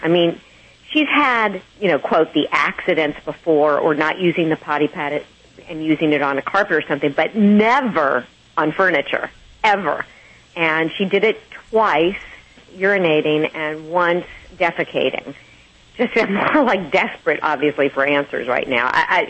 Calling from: Palos Verdes, California, United States; Palos Verdes.

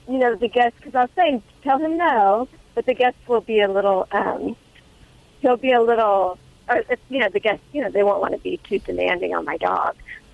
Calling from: San Luis Obispo, California, United States; From San Luis Obispo, California.

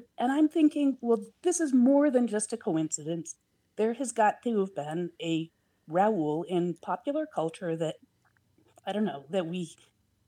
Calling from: Portland, Oregon, United States; I'm calling from Portland, Oregon.

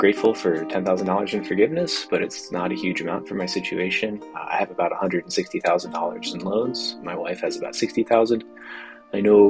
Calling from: Richmond, Virginia, United States; I'm calling from Richmond, Virginia

